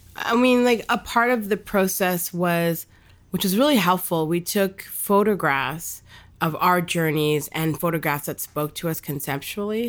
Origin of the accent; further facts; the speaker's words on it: Bangladesh; I'm from Bangladesh